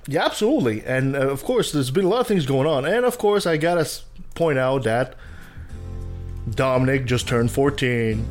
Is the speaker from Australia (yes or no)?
no; Canada; I'm French Canadian